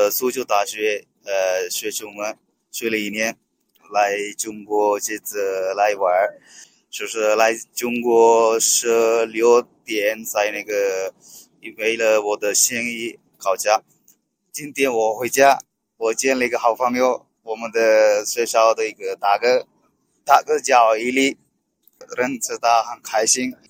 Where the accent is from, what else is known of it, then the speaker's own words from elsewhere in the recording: Sri Lanka; Chinese is a second language; 呃，我是一个，我是斯里兰卡人，呃，我是二零一五年在中国，呃，苏州大学，呃，学中文，学了一年，